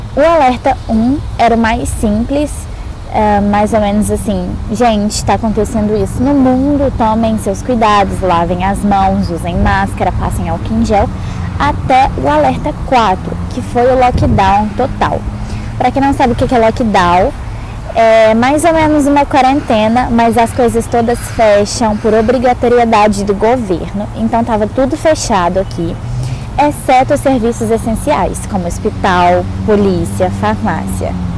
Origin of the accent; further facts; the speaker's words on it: Minas Gerais, Brazil; moved away as an adult; now in Auckland, New Zealand; eu sou de Minas Gerais